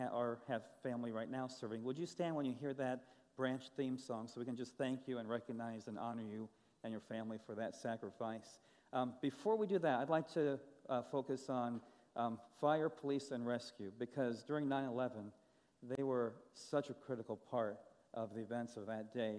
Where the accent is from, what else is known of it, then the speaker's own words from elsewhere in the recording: Grand Rapids, Michigan, United States; now in Nashville, United States; I'm from Nashville, Tennessee, originally from Grand Rapids, Michigan